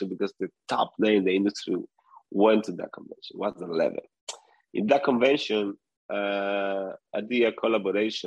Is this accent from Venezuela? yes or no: yes; Venezuela; moved away; I come from Venezuela